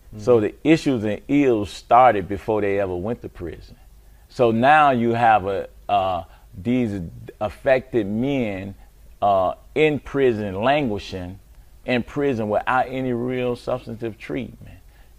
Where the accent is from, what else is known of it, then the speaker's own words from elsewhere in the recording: Chicago, Illinois, United States; Born and raised in Chicago, Inglewood, and man, all my life.